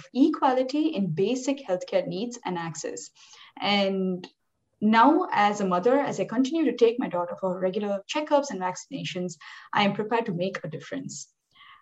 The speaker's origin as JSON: {"language": "English", "country": "India", "tie": "born or raised there", "moved": "as an adult", "lives_now": "Union City, United States", "said": "I grew up in India and later moved to the US in 2012. I live in Union City Bay Area with my husband and my 2-year-old daughter."}